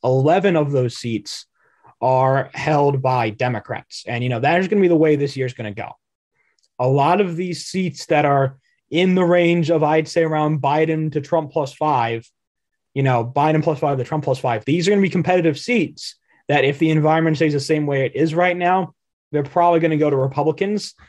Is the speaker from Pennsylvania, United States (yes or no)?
yes; Pennsylvania, United States; my home state of Pennsylvania